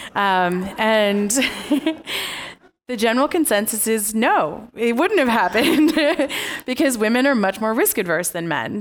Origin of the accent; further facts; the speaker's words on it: United States; I was born in America, so I'm an American